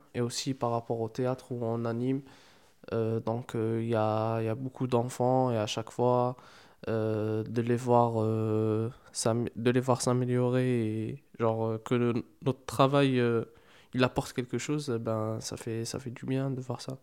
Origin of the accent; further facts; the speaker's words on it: Algeria; moved away as an adult; now in Marseille, France; c'est ma première année ici en France pour, euh, pour les études. À la base, je suis, je suis algérien